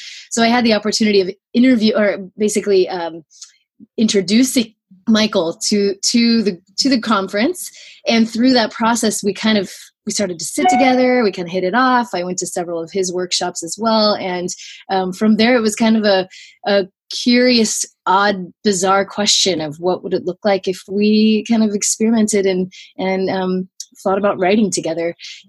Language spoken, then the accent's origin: English; Tokyo, Japan; I grew up in Tokyo, Japan.